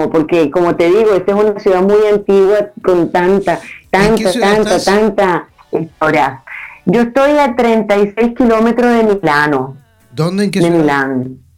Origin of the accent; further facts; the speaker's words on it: Nueva Esparta, Venezuela; moved away; Entonces me vine, me vine de la isla de Margarita, de un calor asfixiante de, la perla del Caribe, a la nieve.